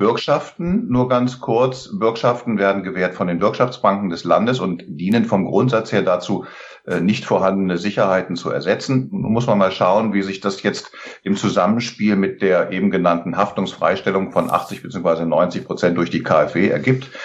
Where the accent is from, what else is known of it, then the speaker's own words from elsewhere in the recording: Lower Saxony, Germany; now in Oberursel, Germany; bin gebürtiger Niedersachse